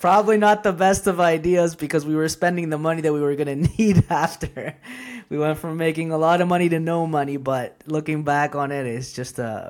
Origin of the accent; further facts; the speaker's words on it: Costa Rica; now in Canada; So I'm Costa Rican, born and raised, but my parents are Peruvian. So even growing up in Costa Rica, I was already kind of an immigrant.